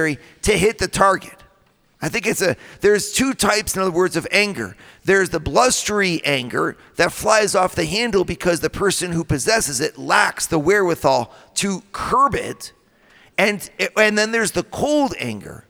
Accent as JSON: {"language": "English", "region": "Midwest", "country": "United States", "said": "I come from the Midwest, right? I come from the land of the donut"}